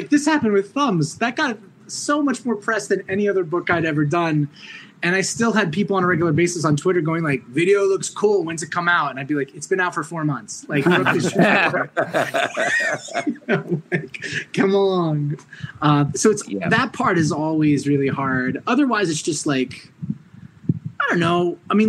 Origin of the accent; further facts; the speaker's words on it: New York, United States; Orange County, New York.